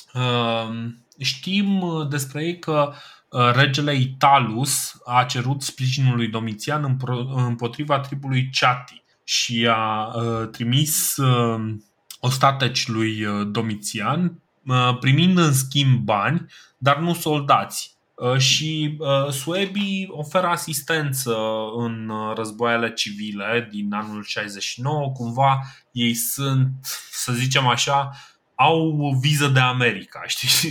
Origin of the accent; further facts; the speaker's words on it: Romania; noi ca români